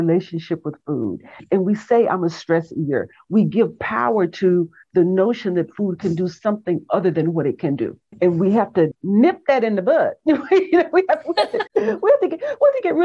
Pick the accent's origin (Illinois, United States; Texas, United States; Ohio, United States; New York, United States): Texas, United States; I grew up in Texas in a small town on the farm, small town in Texas